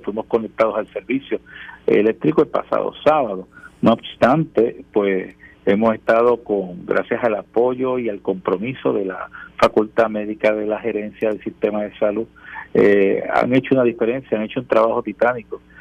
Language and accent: Spanish; Puerto Rico; nuestra conciencia como puertorriqueños y puertorriqueñas